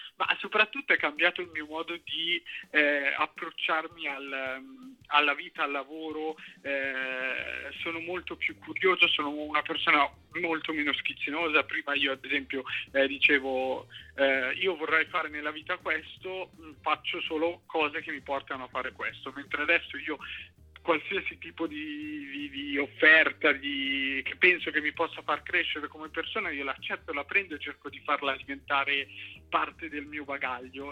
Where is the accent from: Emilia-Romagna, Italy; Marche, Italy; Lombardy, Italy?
Lombardy, Italy; Cinisello Balsamo; also born or lived in Milan; io non faccio musica trap e sono di Cinisello